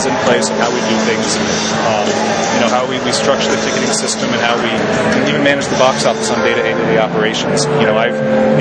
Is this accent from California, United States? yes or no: no; Sudbury, Massachusetts, United States; I was born and raised out in Sudbury, and it was a good opportunity to come home